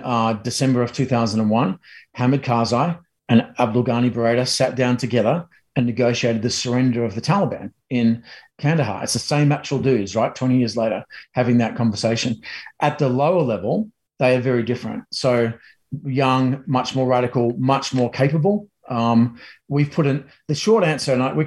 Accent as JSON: {"language": "English", "country": "Australia", "moved": "yes", "lives_now": "United States", "said": "a Aussie in America"}